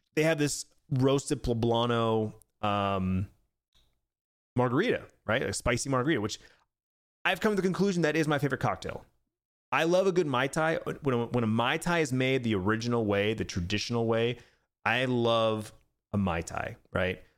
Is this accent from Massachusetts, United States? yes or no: no; Arizona, United States; Born and raised in Arizona, been living here for forty years